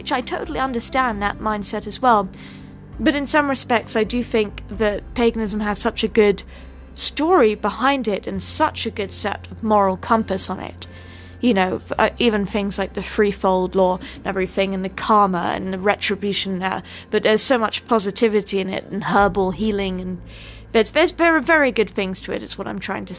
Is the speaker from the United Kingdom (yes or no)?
yes; United Kingdom; now in United States; I'm British, I can't vote